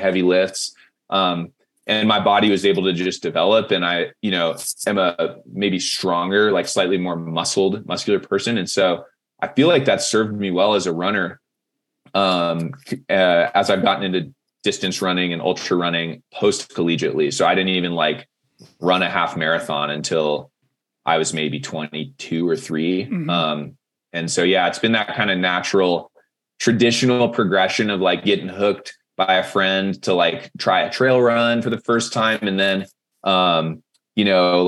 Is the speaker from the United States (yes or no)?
yes; Monterey, California, United States; now in Boulder, United States; I am from Monterey, California originally. So, like, Central Coast